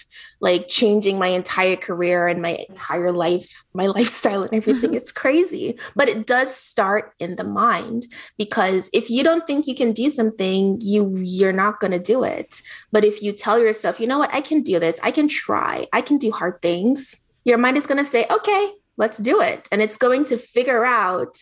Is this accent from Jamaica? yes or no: yes; Jamaica; moved away; I grew up poor, so I thought poor was just going to be me. I grew up in Jamaica, really, really poor, with a single mom. Then I moved here